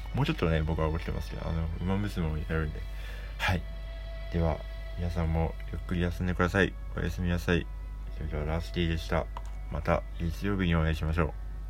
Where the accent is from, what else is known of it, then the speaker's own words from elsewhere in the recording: Hokkaido, Japan; moved away; 僕はあの北海道出身でですね